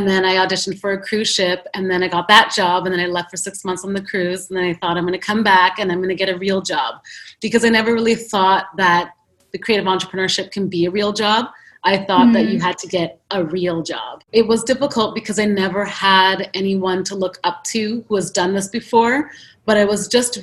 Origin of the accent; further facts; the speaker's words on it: Ottawa, Ontario, Canada; moved away as an adult; also born or lived in New York City; I grew up in Ottawa, Canada